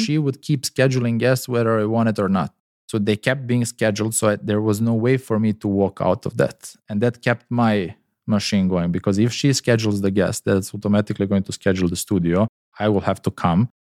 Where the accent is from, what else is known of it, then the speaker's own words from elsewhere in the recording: Serbia; moved away; also born or lived in Dubai; my home country, Serbia.